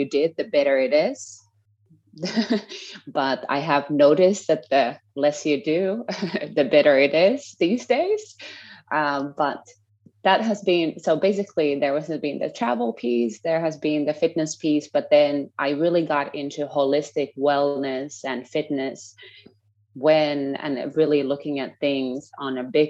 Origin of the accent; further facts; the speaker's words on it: Finland; moved away as an adult; also born or lived in United States / Scotland / Oklahoma; now in Costa Rica; I'm from Finland, currently living in Costa Rica.